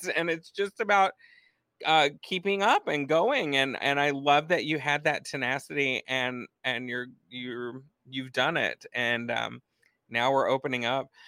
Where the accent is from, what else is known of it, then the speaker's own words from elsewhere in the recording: Texas, United States; my home state of Texas